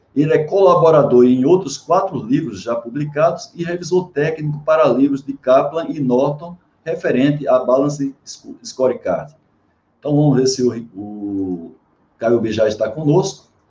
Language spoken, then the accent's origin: Portuguese; Paraíba, Brazil; moved away; quando eu morava no Nordeste, que eu sou lá da Paraíba